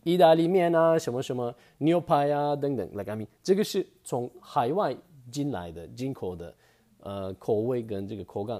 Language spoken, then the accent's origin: Chinese; Turkey; Chinese is a second language; now in Taiwan; 其实我们不是只有烤肉，很多人都以为我们土耳其人都是都是吃烤肉就不对。